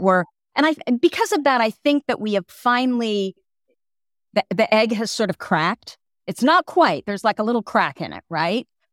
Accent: Burlingame, California, United States; also born or lived in Hillsborough, California / Petaluma, California; I grew up in Burlingame and Hillsboro, which isn't far from Palo Alto

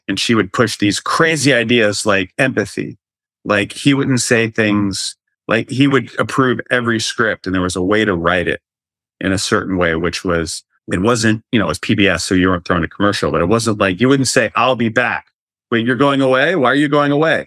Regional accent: North Carolina, United States; moved away; I am originally from North Carolina

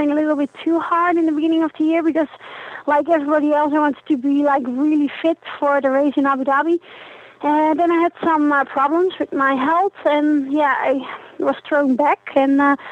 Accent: Netherlands; now in Austria; I'm from the Netherlands, but I live in Austria

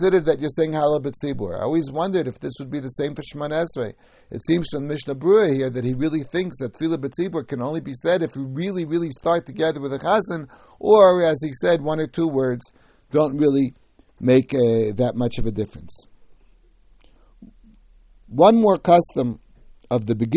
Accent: United States; when I was young, growing up in America

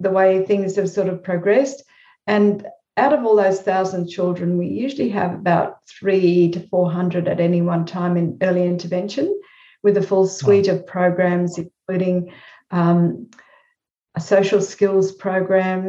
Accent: Australia; I sometimes feel as if I'm more American than Australian

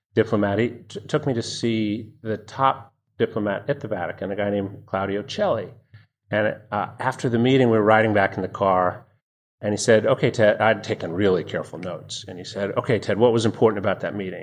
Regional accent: Annapolis, Maryland, United States; I grew up in Annapolis, Maryland

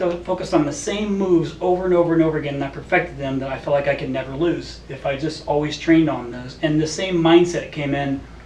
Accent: Indiana, United States; moved away as an adult; now in Arizona, United States; I'm from Indiana

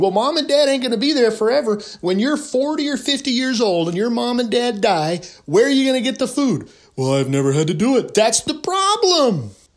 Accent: California, United States; I'm from California.

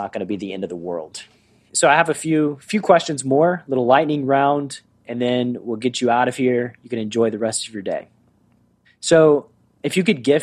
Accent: Tennessee, United States; moved away as an adult; also born or lived in Los Angeles; my life growing up in Tennessee

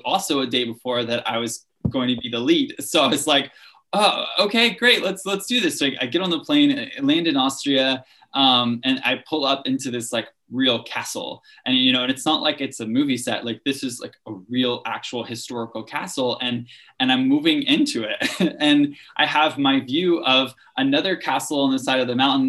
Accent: Louisiana, United States; moved away as an adult; also born or lived in Salt Lake City, Utah; now in New York City, United States; we'd go fishing and really just enjoy the culture that I was raised

